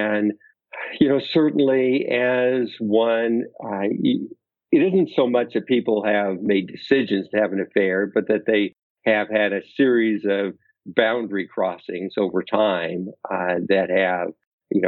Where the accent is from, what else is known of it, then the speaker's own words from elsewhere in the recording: Oregon, United States; now in Naperville, United States; my small town that I grew up in Oregon